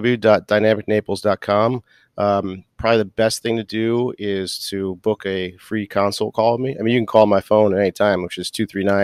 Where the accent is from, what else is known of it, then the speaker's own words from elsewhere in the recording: Boston, Massachusetts, United States; I'm from Boston. So I play hockey.